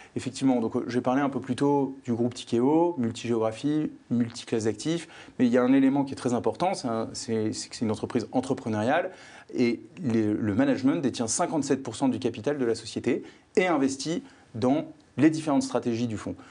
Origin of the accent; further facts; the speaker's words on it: France; moved away as an adult; now in Belgium; j'ai grandi en France